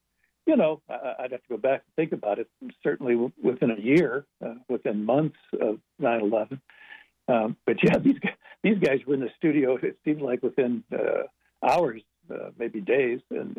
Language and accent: English; Euclid, Ohio, United States; I grew up in Euclid